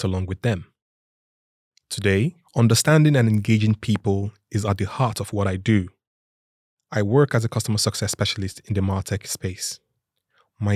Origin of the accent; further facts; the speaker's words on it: Lagos, Nigeria; moved away as an adult; now in Sweden; I grew up with my four siblings and our parents in Lagos, Nigeria